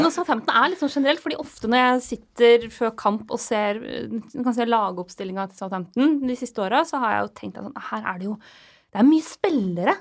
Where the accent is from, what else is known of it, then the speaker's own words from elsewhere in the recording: Lillehammer, Innlandet, Norway; moved away; Jeg var hjemme på Lillehammer